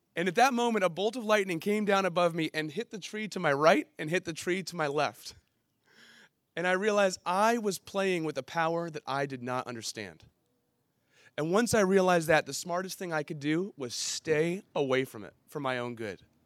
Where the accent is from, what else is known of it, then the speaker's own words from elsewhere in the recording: San Diego, California, United States; I grew up in Ocean Beach, I would actually go back to Illinois for summers